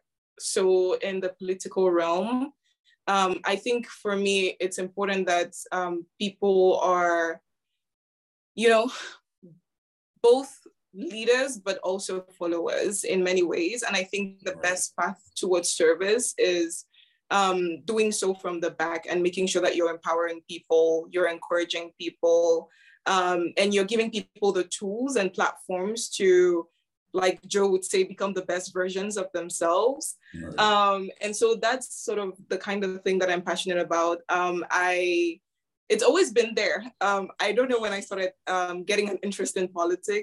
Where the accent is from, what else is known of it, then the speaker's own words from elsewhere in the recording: Yaoundé, Centre, Cameroon; now in Cambridge, United Kingdom; I grew up in Cameroon, in Yaoundé to be precise.